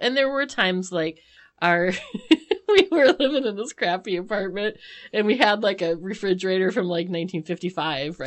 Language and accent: English; United States; as an American